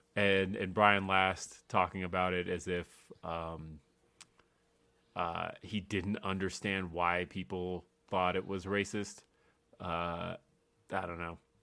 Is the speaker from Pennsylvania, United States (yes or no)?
no; Los Angeles, California, United States; moved away as an adult; now in Denver, United States; when Power Rangers first came out, I lived in Los Angeles.